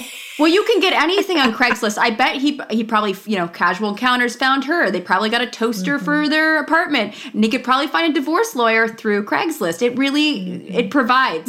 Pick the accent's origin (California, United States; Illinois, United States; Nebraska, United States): California, United States; Los Angeles; growing up in Los Angeles, so I grew up in the San Fernando Valley. Van Nuys was the, I was